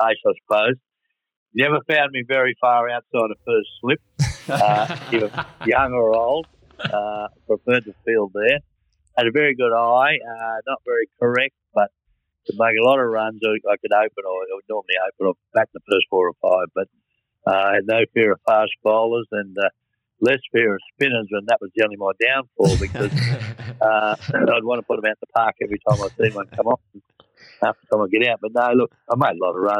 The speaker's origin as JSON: {"language": "English", "region": "Western Australia", "country": "Australia", "said": "I'm West Australian"}